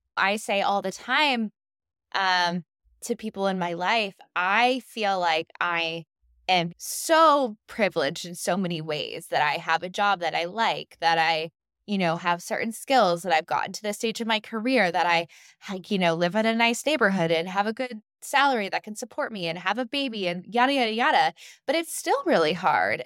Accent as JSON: {"language": "English", "country": "United States", "said": "as American women, as American mothers"}